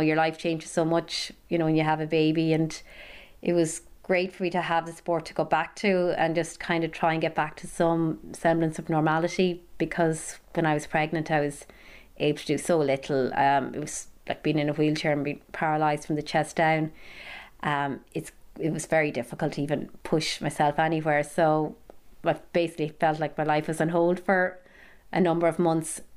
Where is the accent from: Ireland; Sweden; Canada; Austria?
Ireland; Milltown, Connacht; moved away as an adult; now in Newcastle, United Kingdom; I'm from Milltown in County Galway, but I've been living in Newcastle in County Down for the past three years